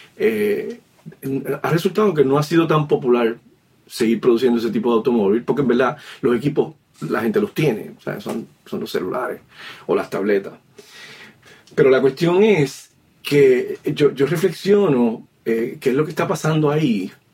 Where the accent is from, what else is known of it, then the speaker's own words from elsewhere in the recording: San Juan, Puerto Rico; moved away as an adult; also born or lived in Bayamón, Puerto Rico / New York City, United States; nací en Vallagüe, Puerto Rico. Me crié en Río Piedra, Puerto Rico